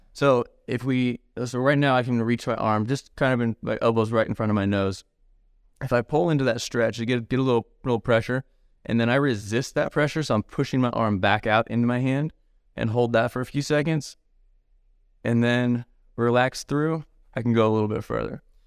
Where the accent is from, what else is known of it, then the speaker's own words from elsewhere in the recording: San Diego, California, United States; also born or lived in Medford, Oregon; now in Knoxville, United States; San Diego originally, and then moved up to Southern Oregon, so Medford, Oregon as well